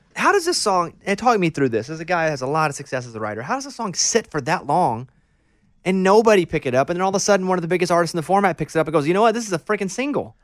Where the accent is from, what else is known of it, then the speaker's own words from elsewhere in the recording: Arkansas, United States; moved away as an adult; also born or lived in Austin, Texas; when I go back to Arkansas, I still feel like, all right, This is home